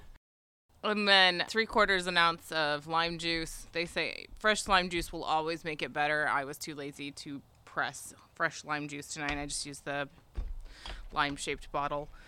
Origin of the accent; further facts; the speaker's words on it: United States; I'm American